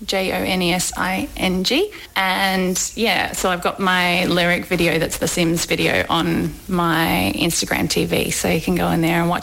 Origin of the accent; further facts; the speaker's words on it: Melbourne, Victoria, Australia; also born or lived in Ballarat; I grew up in Melbourne